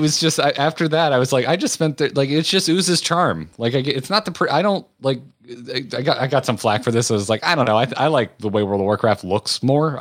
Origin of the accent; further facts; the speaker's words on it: United States; I am American